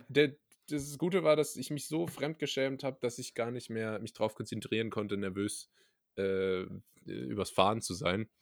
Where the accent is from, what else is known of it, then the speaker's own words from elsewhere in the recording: Rhineland-Palatinate, Germany; da, wo ich herkomme in der Pfalz